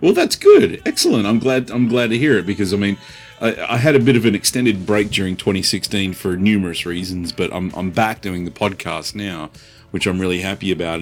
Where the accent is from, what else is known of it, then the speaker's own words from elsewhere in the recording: Australia; now in United States; I'm from Australia originally